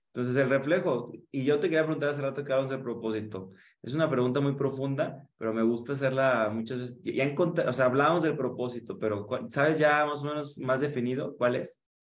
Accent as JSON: {"language": "Spanish", "town": "Guadalajara", "region": "Jalisco", "country": "Mexico", "said": "soy de Guadalajara, igual que Sandra"}